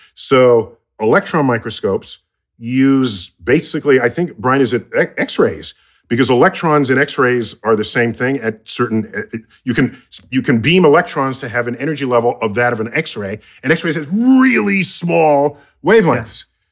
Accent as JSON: {"language": "English", "country": "United States", "said": "they know I'm American"}